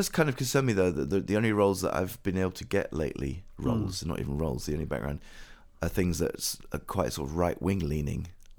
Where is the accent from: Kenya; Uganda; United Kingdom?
United Kingdom; Oxford, South East England; especially if I say I'm from Oxford.